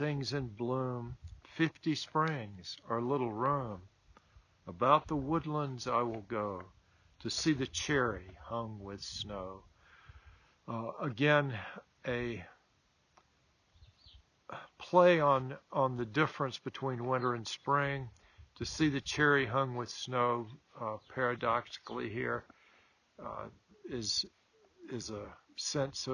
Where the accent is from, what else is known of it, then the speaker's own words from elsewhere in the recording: the South, United States; Growing up in the South, as I did